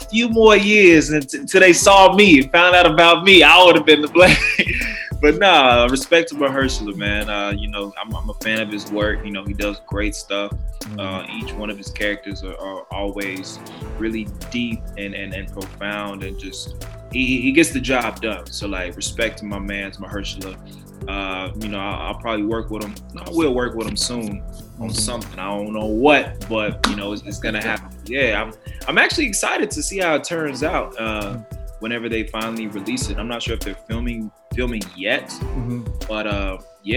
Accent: Arlington, Texas, United States; I was born and raised in Texas, Dallas, Texas specifically, or if you want to get real specific, Arlington

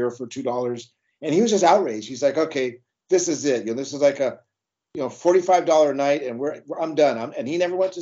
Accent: Long Beach, California, United States; growing up in Long Beach

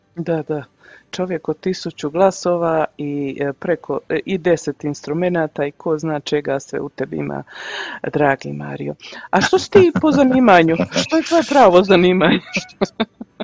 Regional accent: Mostar, Federation of Bosnia and Herzegovina, Bosnia & Herzegovina; now in Canada; Premda sam ja u Kanadi 28 godina, ja puno pratim kako se, e, šta se, što se odvija u našem Mostaru.

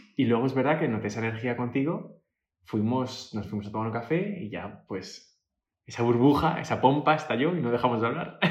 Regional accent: Majadahonda, Community of Madrid, Spain; moved away as an adult; also born or lived in New York; nací en Madrid

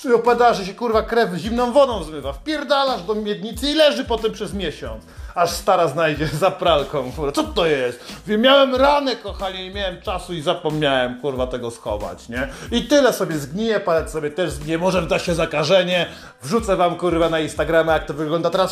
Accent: Poland; Jestem z Polski

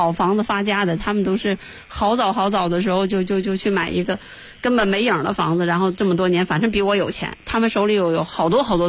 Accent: China; 我们中国人，可能攒了一辈子血汗钱，才为了一套房子。

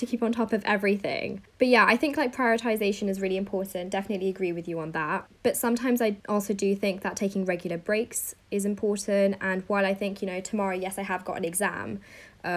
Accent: Paris, Île-de-France, France; now in London, United Kingdom; I grew up in Paris, but then came to London in 2012

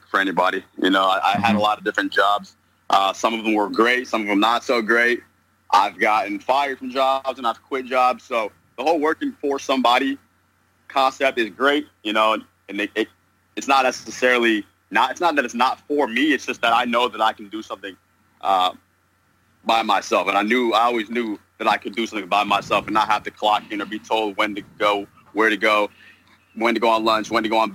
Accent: New York, United States; now in Southern California, United States; currently living in Southern California, and I'm originally from New York

